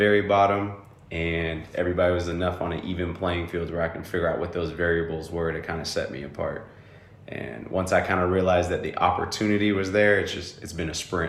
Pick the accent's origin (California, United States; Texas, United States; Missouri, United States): California, United States; Bay Area, Northern; moved away as an adult; now in Austin, United States; But I come from the Bay Area, right? I come from Northern California